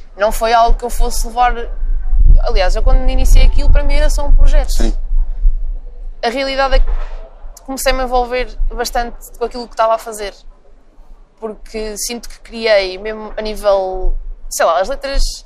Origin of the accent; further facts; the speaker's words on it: Tondela, Centro, Portugal; moved away as an adult; also born or lived in England; now in Lisbon, Portugal; eu sou de Campo de Tondela